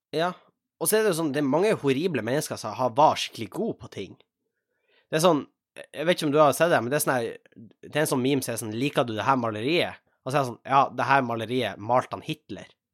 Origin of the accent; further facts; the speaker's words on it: Tjongsfjord, Nordland, Norway; da Rosendal-nummeret som jeg hadde hjemme i Tjongsfjord